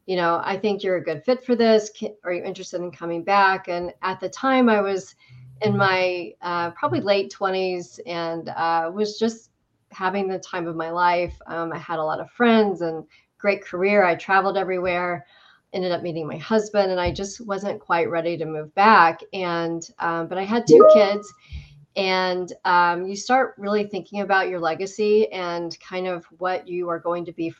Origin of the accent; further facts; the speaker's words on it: Indiana, United States; moved away as an adult; also born or lived in Washington, D.C.; I was born and raised in Indiana